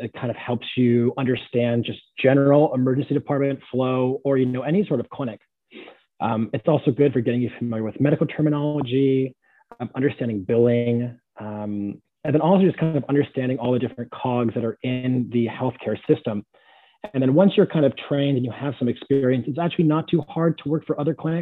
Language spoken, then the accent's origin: English; San Jose, California, United States; moved away as an adult; now in Pittsburgh, United States; Born and raised San Jose, California